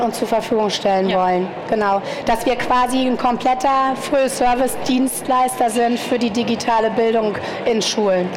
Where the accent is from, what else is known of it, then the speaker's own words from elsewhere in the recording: Germany; now in Munich, Germany; ich komme selber aus dem Harz, deswegen äh, na, da ist auch nicht so viel